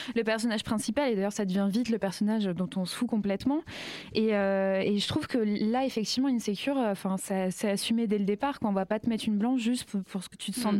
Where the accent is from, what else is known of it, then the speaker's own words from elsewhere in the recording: France; je suis française et blanche